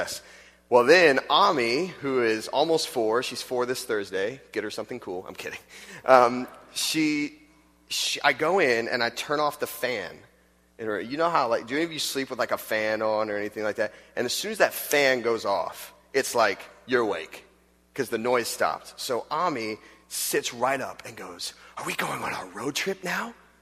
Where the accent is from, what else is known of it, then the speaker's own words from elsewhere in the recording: Florida, United States; moved away as an adult; also born or lived in Texas; now in Chicago, United States; I grew up in Florida